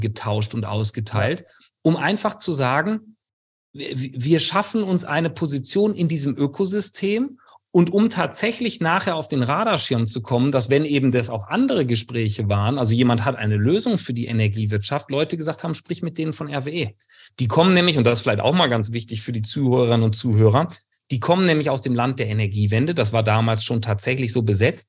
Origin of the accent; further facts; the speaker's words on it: Kleve, North Rhine-Westphalia, Germany; moved away as an adult; also born or lived in Bielefeld / California; now in Freiburg, Germany; bin geborener Rheinländer, Niederrheiner